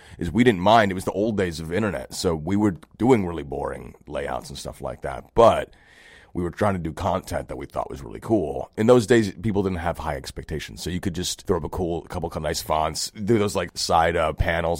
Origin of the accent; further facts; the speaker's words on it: New York City, New York, United States; we grew up in Brooklyn